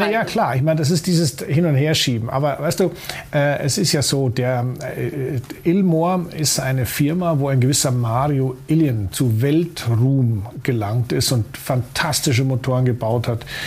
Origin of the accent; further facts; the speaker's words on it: Munich, Bavaria, Germany; als Münchner ist man durchaus in der Lage, der österreichischen Sprache zu folgen